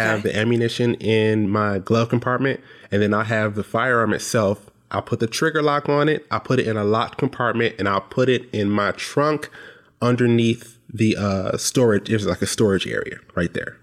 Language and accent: English; Detroit, Michigan, United States; now in Lansing, United States; I live in Lansing now. I was born in Detroit